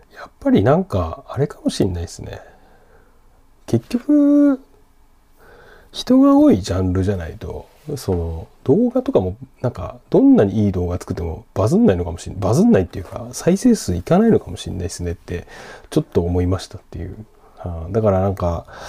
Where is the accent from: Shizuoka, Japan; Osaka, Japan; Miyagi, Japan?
Miyagi, Japan; Sendai; 自分の地元仙台